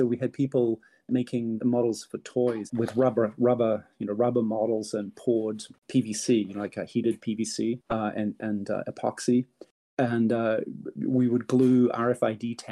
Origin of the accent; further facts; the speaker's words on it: New Zealand; moved away as an adult; now in California, United States; I grew up in New Zealand, and high tech was important there, but it wasn't nearly as big as it was in California, which is where I moved